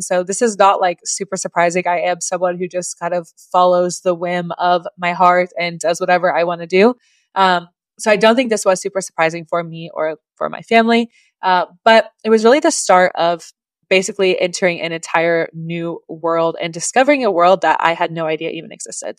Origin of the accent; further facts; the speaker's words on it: Oklahoma, United States; moved away; originally, I am from Oklahoma in the US, that is above Texas